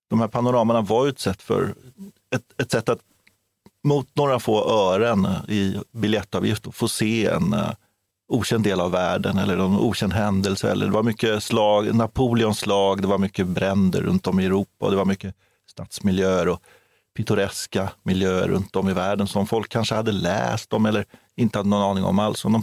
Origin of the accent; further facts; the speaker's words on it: Karlskrona, Blekinge, Sweden; Ja, du har Karlskrona, min hemstad.